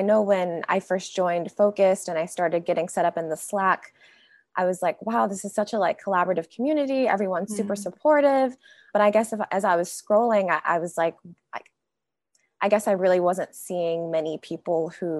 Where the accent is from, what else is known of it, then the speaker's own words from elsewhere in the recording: North Carolina, United States; moved away as an adult; now in Bay Area, United States; I'm 26 years old and I'm living out in the Bay Area right now, but I am originally from North Carolina. So born, raised, went to college out in North Carolina, and then moved out to California with my current job.